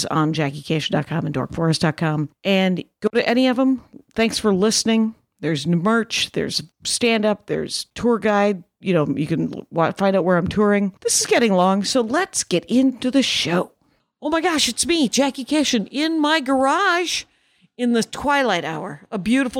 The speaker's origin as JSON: {"language": "English", "region": "Wisconsin", "country": "United States", "tie": "born or raised there", "said": "I'm from Wisconsin and I grew up with a lot of Polish people."}